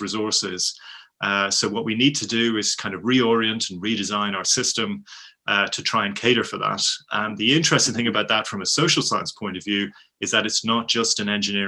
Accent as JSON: {"language": "English", "town": "Dublin", "region": "Leinster", "country": "Ireland", "moved": "as an adult", "lives_now": "United Kingdom", "said": "I'm Irish, I'm from Dublin, but I've been living in the UK for about the last 30 years"}